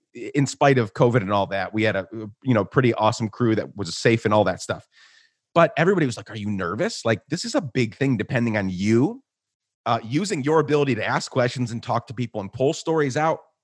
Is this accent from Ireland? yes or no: no; Guatemala; moved away as an adult; also born or lived in New York / Minneapolis; now in United States; I was born in New York, raised in Guatemala